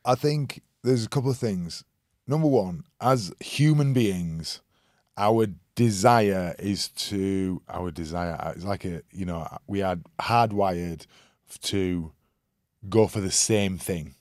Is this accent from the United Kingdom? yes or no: yes; Leeds, Yorkshire and the Humber, United Kingdom; I'm from Leeds